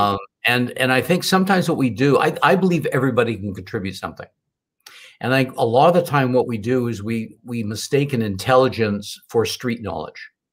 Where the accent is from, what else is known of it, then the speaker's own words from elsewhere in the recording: Canada; born and raised in Canada